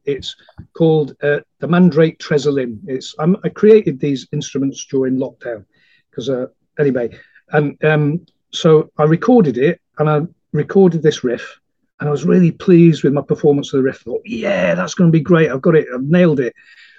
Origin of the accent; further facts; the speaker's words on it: Manchester, North West England, United Kingdom; because I'm a Mancunian originally, I was telling you earlier, I'm a Manc